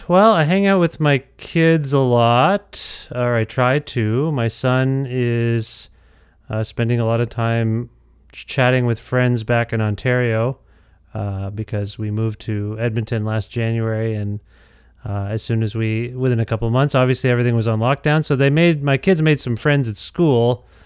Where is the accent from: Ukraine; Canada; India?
India; Yeah, well, I grew up, I'm Indian, and so I grew up eating samosas.